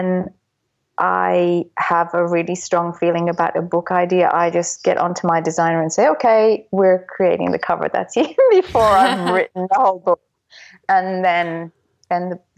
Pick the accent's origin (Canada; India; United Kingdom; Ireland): Ireland; Dublin, Leinster; I was brought up in Dublin, which I say is the storytelling capital of the world